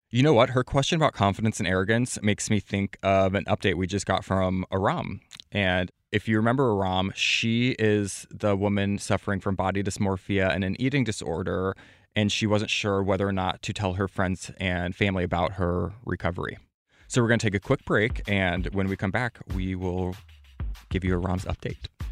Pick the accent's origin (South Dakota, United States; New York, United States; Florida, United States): South Dakota, United States; Platte; I'm from Platte, South Dakota, population thirteen hundred.